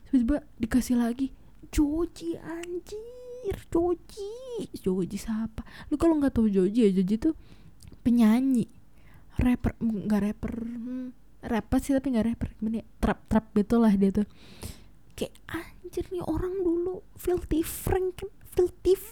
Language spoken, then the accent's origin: Indonesian; Tangerang, Banten, Indonesia; sebagai orang Tangerang eh orang selatan Jakarta yang very very hits gitu yang tinggal di border itu